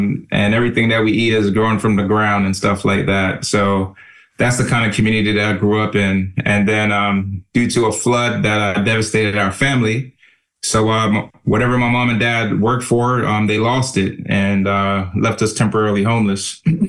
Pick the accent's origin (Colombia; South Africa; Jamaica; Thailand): Jamaica; also born or lived in Miami, Florida; now in United States; growing up in Jamaica, you know, it's the countryside of town, I want to say